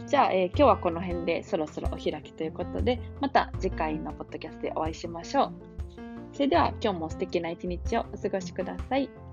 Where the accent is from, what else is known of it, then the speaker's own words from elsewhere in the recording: Kansai, Japan; 関西人としては